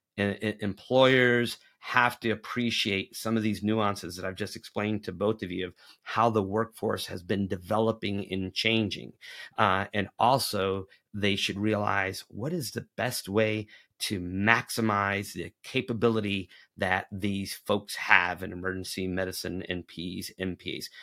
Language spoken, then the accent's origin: English; Tennessee, United States; the state of Tennessee, my home state